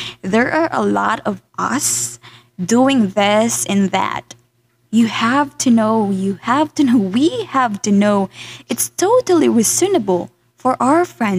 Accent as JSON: {"language": "English", "country": "Philippines", "second_language": "English", "said": "my being a Filipina"}